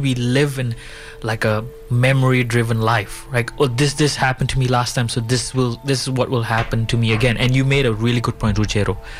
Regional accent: Bali, Indonesia; also born or lived in India; So, I was born in Indonesia. My parents are from India. I was born, I live in Bali

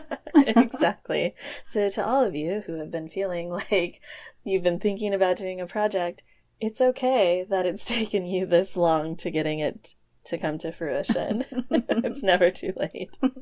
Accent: Portland, Oregon, United States; I was born and raised in Portland, Oregon, so I haven't quite left yet.

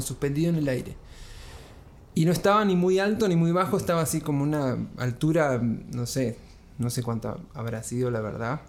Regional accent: Trelew, Chubut, Argentina; moved away as an adult; Chubut, bien al sur. Este, mm, la Patagonia Argentina, bien helada. Ahí nací y viví 19 años

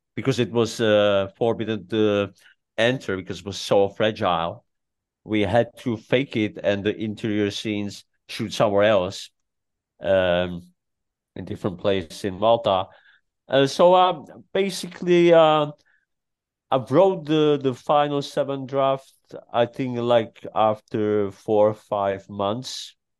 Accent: Czechia; English is a second language; moved away; I grew up in Czech Republic

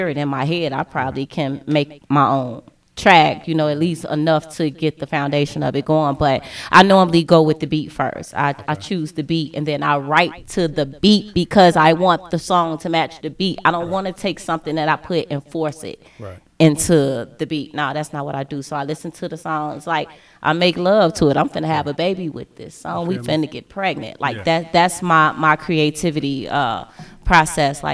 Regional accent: Chicago, Illinois, United States; I'm from Chicago

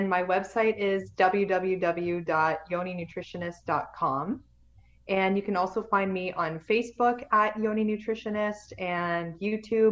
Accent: Canada; I'm Canadian

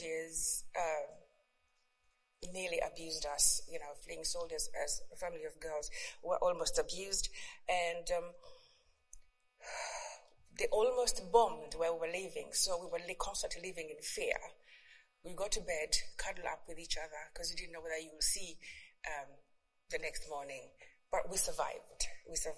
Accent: Uganda; English is a second language; moved away; I was born in Uganda. I don't know if many of you know where Uganda is. Somewhere in Africa. Yeah, and I have two siblings. I've lost my parents now, but I was raised by my grandmother in the village, upcountry

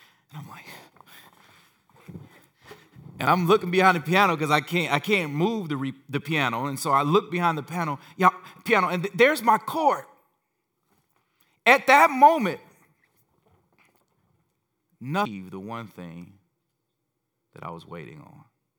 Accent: Gary, Indiana, United States; growing up in Gary, we only saw the Chicago channels

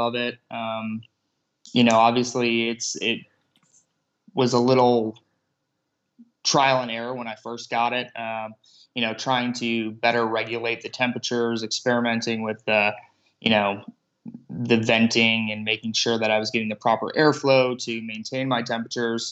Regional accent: Illinois, United States; growing up in Illinois

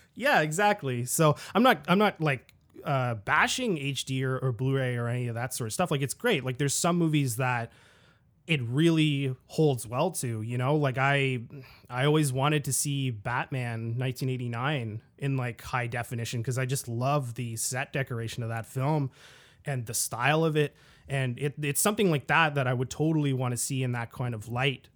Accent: Ottawa, Ontario, Canada; back in my hometown of Ottawa, Ontario, Canada

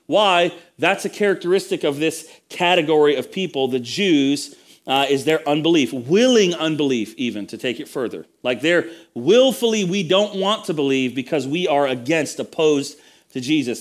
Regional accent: United States; I was the only native born kind of, you know, American in the room

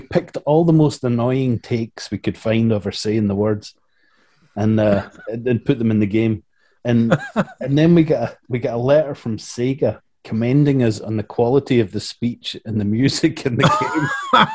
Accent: Scotland, United Kingdom; moved away as an adult; now in United States; I'm from Scotland and I'm working with a bunch of Scottish and Northern English guys

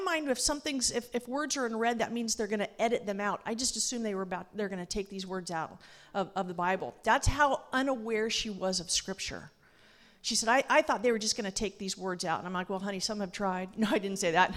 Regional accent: Los Angeles, California, United States; moved away as an adult; I grew up in Los Angeles

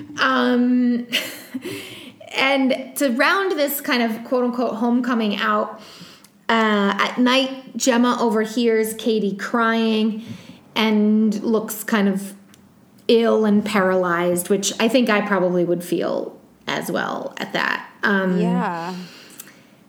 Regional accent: East Coast, United States; I'm from the East Coast

